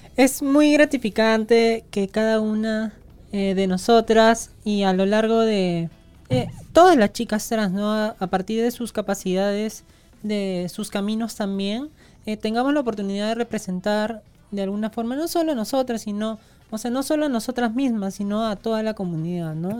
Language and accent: Spanish; Peru; sí somos peruanas